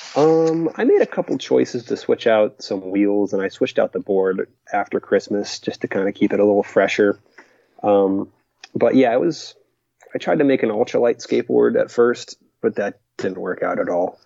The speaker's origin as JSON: {"language": "English", "town": "Stuart", "region": "Florida", "country": "United States", "said": "a little town called Stewart, uh, which is near the Ocean of Lake Trail"}